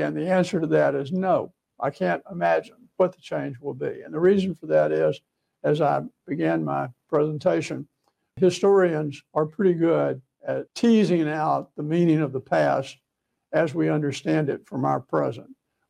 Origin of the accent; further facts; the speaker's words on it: Alabama, United States; also born or lived in Georgia; many of those years were in Georgia, where I was way ahead. And when I moved there from Alabama, I was so far behind, I didn't know how to catch up.